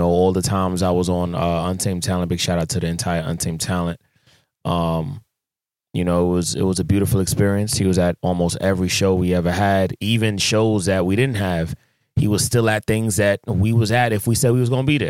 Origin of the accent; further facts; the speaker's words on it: Jamaica; I'm a Jamaican.